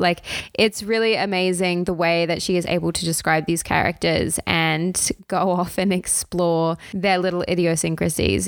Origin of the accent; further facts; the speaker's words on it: Australia; as an Australian myself